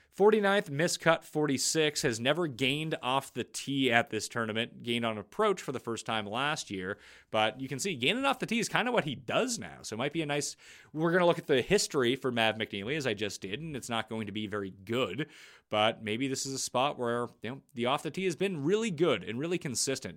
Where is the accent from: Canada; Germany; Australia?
Canada; I'm Canadian